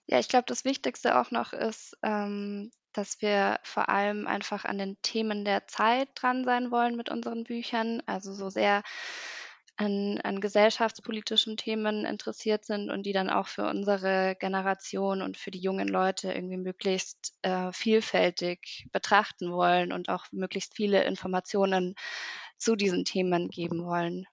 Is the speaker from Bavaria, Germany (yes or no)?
yes; Munich, Bavaria, Germany; ich komme aus München